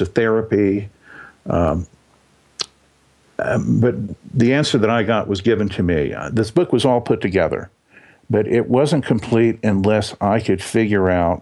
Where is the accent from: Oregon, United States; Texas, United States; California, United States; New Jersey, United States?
Texas, United States; I was born in Texas